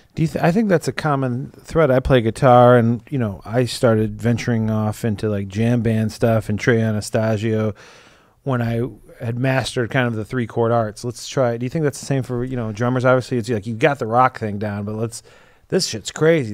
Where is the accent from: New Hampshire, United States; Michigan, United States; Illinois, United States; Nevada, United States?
Illinois, United States; Chicago; also born or lived in Indiana; I'm from Chicago